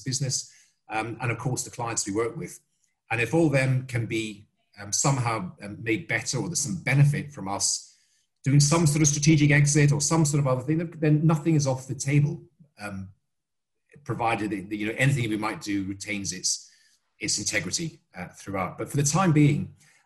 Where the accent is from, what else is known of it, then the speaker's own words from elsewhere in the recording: Scotland, United Kingdom; I'm Scottish